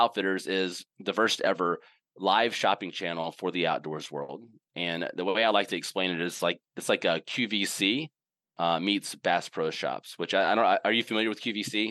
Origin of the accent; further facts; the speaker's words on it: Indianola, Mississippi, United States; now in North Carolina, United States; I grew up in Mississippi, uh, in a little town called Indianola